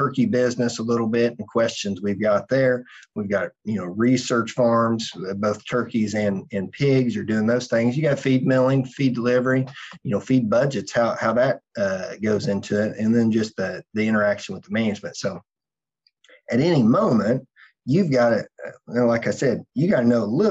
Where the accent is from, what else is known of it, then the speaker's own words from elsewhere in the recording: United States; as an American